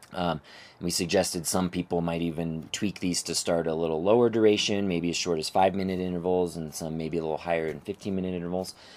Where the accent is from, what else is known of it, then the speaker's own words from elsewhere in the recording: outside of Phoenix, Arizona, United States; also born or lived in Flagstaff, Arizona; now in Denver, United States; I grew up outside of Phoenix, Arizona